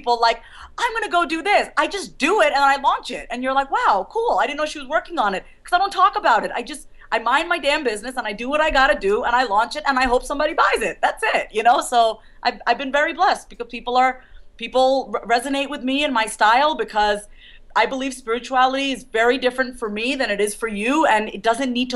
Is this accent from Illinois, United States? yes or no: no; New York, United States; now in Kansas, United States; I was born and raised in New York